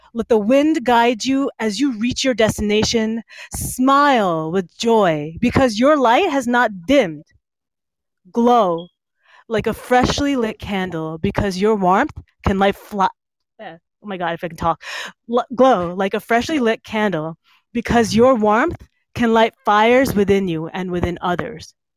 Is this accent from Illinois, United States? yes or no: no; East Brunswick, New Jersey, United States; I, was born and raised in East Brunswick